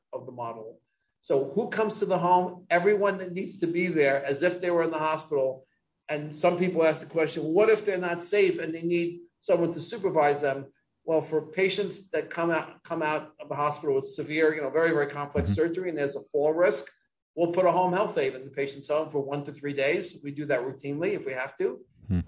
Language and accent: English; New York, United States; I grew up in New York